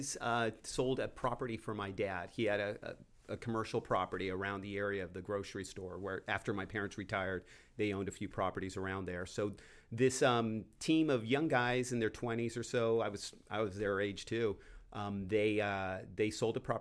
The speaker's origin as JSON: {"language": "English", "town": "Downey", "region": "California", "country": "United States", "tie": "born or raised there", "said": "I grew up in Downey, so I was working there"}